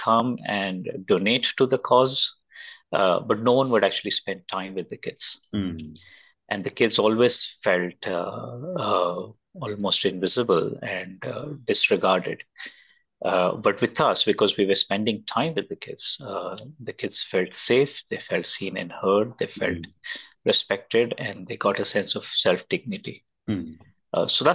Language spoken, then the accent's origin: English; Bangalore, Karnataka, India; I was born and brought up in Bangalore